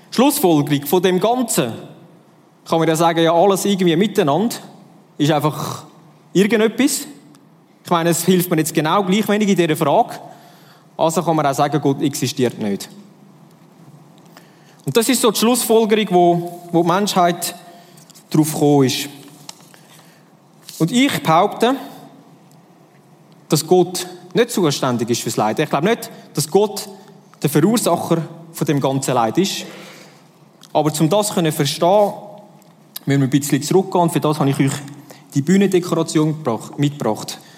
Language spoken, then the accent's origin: German; Switzerland; ich bin Schweizer durch und durch